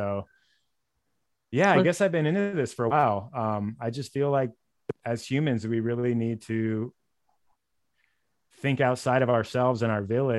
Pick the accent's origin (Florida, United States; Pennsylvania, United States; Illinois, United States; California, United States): California, United States; Los Angeles; also born or lived in Sonoma; A little about me, I grew up in LA in the San Fernando Valley, like North Hollywood, Sherman Oaks, for anyone who knows that region. Went to college in Sonoma State in Northern California, kind of ended up staying there for a long time.